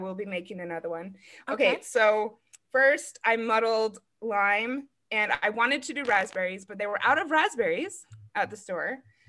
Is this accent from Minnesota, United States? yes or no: no; Arizona, United States; I'm from Arizona.